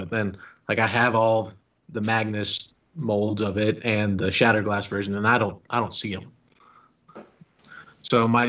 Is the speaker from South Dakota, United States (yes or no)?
yes; South Dakota, United States; I'm from South Dakota, so we do scalping here.